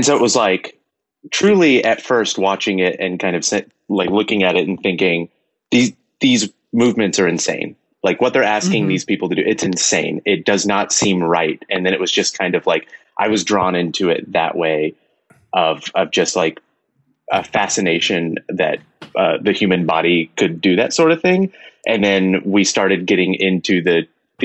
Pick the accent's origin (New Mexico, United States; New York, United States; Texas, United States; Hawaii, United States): Texas, United States; now in Los Angeles, United States; I grew up in Texas